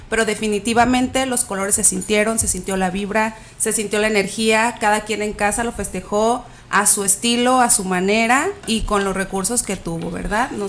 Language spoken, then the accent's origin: Spanish; Mexico; la frase nos abre como un panorama de lo que somos los mexicanos